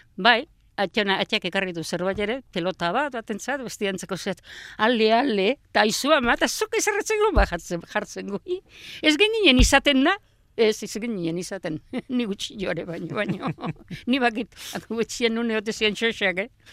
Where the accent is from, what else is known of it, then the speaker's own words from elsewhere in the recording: Hernani, Basque Country, Spain; also born or lived in Astigarraga; Hernani jaio